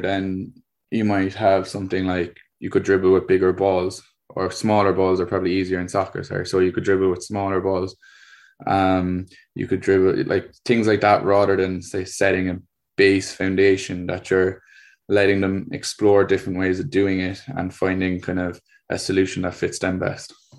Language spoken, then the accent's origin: English; Cork, Munster, Ireland; I'm from Cork in the state of Ireland.